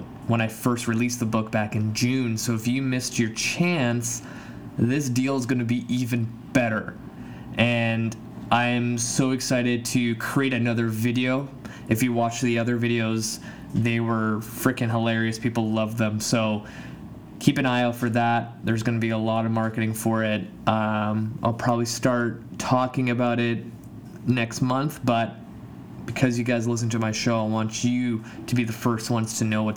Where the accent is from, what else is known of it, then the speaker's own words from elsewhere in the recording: Canada; my home country, Canada